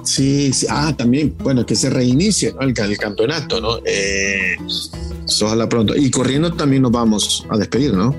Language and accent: Spanish; El Salvador; como salvadoreño y como aficionado